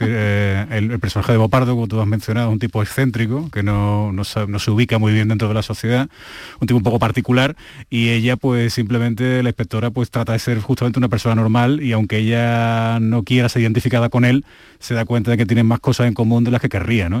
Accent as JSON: {"language": "Spanish", "town": "Seville", "region": "Andalusia", "country": "Spain", "said": "yo soy de Sevilla"}